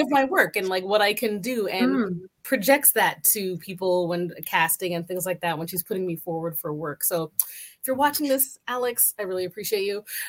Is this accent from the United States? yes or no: no; Canada; I'm Canadian